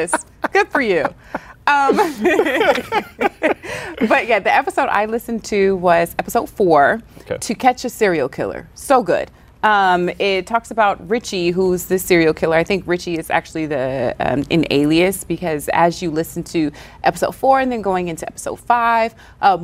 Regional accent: the South, United States; accent: Southern; I'm from the South, I got this accent

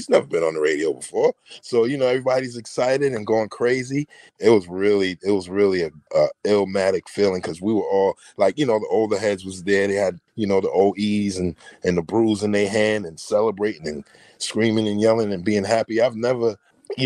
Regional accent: Mount Vernon, New York, United States; also born or lived in Bronx, New York; Growing up in Mount Vernon was so much fun

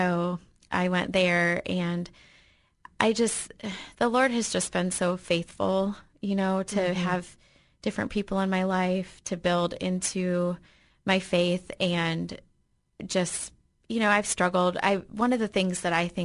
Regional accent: Michigan, United States; moved away; I grew up in Michigan

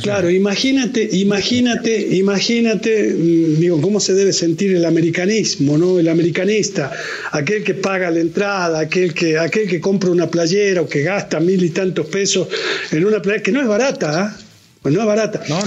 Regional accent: Argentina; now in Mexico; porque yo soy, sigo siendo argentino.

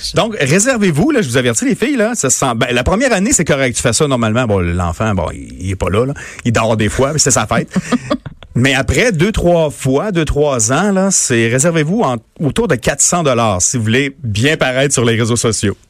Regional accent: Montmagny, Quebec, Canada; born or raised there; moved away

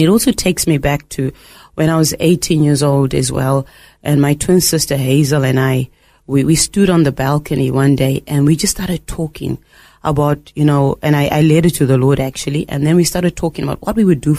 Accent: Zimbabwe; moved away as an adult; now in Australia; originally from Zimbabwe, and growing up in Zimbabwe was fantastic

